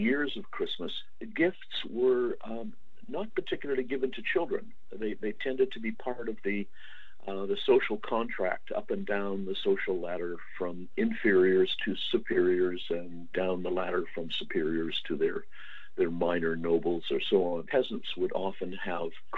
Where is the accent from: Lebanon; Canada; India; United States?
Canada; I'm a Canadian historian